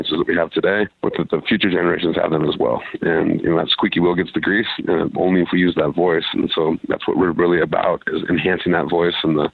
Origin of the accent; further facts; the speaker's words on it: Montana, United States; my home state is Montana